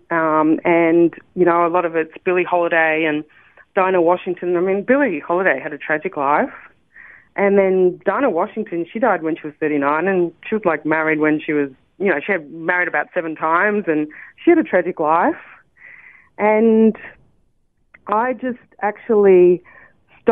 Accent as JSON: {"language": "English", "town": "Sydney", "region": "New South Wales", "country": "Australia", "tie": "born or raised there", "also_born_or_lived": "Brisbane, Australia", "said": "I grew up in Sydney"}